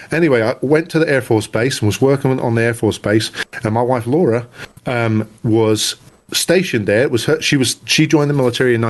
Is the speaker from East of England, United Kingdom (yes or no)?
yes; near Cambridge, East of England, United Kingdom; also born or lived in South Dakota / Maryland / Dayton, Ohio / Atlanta, Georgia; now in New York, United States; I was born in England, yep.